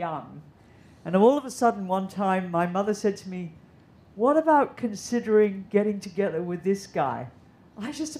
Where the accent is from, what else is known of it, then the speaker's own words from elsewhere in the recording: Hong Kong; I grew up here in Hong Kong